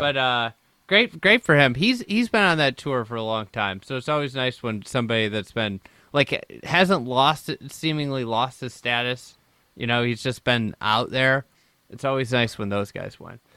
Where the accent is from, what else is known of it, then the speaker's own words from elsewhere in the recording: United States; as an American